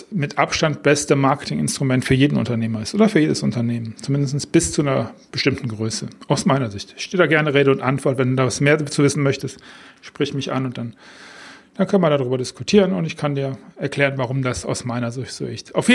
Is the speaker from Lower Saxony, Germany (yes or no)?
no; Düsseldorf, North Rhine-Westphalia, Germany; das ist ein Song von … aus meiner Heimatstadt Düsseldorf